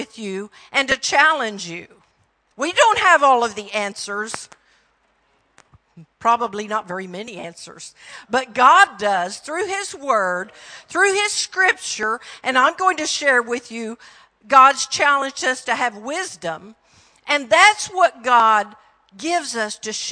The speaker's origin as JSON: {"language": "English", "region": "Texas", "country": "United States", "accent": "Texan", "said": "greetings from Texas, my home state. I try really hard not to talk Texan"}